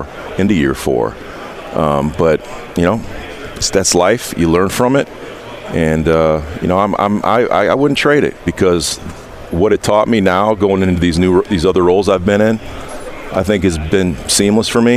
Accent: Indiana, United States; I'm from Indiana

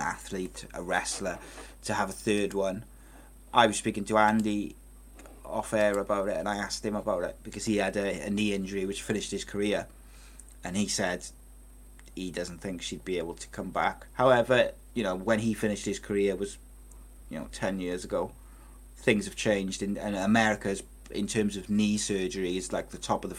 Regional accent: Wales, United Kingdom; I'm a Welshman

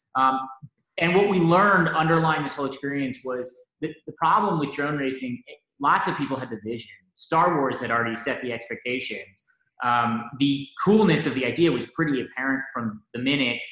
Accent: Wellesley, Massachusetts, United States; I grew up in Wellesley and uh, sort of a, a, you know, Boston native

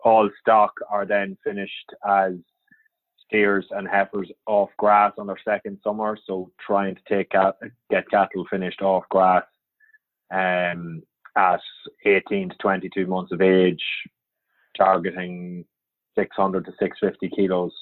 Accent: near Dundalk, County Louth, Ireland; moved away as an adult; also born or lived in Belfast; So I grew up on a farm. I'm originally from County Louth, a little place called Balergan, just outside Dundalk

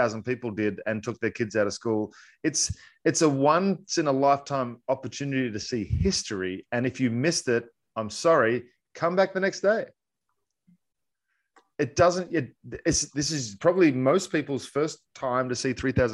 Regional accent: Australia; born or raised there; moved away

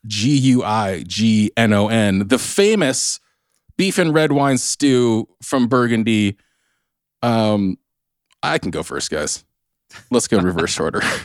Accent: South Orange County, California, United States; accent: Southern California; I'm from South Orange County, the MAGA stronghold

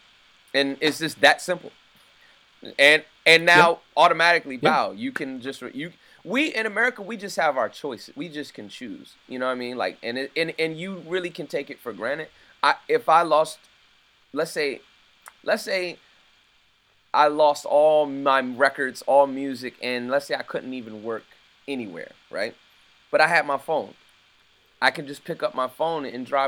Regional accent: United States; I'm American

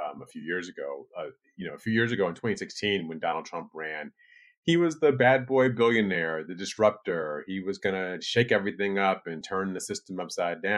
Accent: Michigan, United States; my home state of Michigan

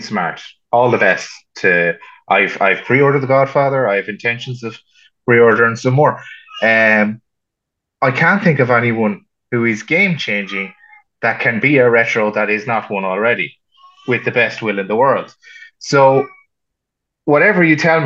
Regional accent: Ireland; accent: Irish

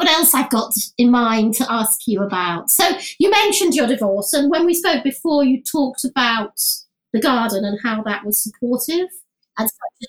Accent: Leeds, Yorkshire and the Humber, United Kingdom; also born or lived in London; But I wasn't a proper northerner because I was born in London and my parents were Londoners. So we sort of imported into Leeds and then I came out again.

